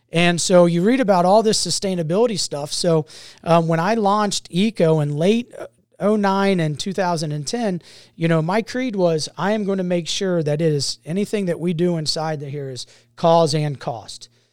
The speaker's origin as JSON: {"language": "English", "town": "Mason", "region": "Ohio", "country": "United States", "tie": "born or raised there", "also_born_or_lived": "Tampa, Florida / Grafenwöhr, Germany / Sumter, South Carolina", "said": "been in Cincinnati since nineteen eighty. So this is home. This is, uh, and I've actually been in, in Mason, Ohio since nineteen eighty."}